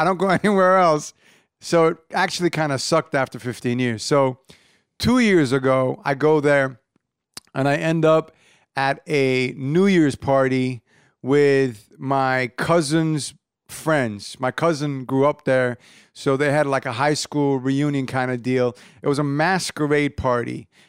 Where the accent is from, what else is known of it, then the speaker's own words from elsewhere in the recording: Irvine, California, United States; I grew up in Irvine.